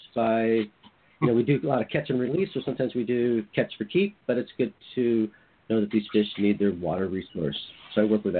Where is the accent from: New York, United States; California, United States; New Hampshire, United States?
California, United States; moved away as an adult; now in Juneau, United States; I live in Juneau, Alaska. I'm originally from California. I've been up in Alaska probably the past 25 years.